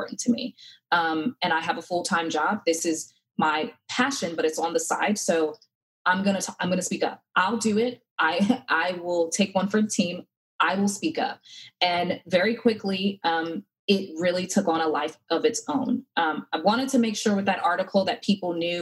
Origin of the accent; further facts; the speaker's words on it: Connecticut, United States; now in North Carolina, United States; Growing up in Connecticut, my mom would always send my sister and I here to North Carolina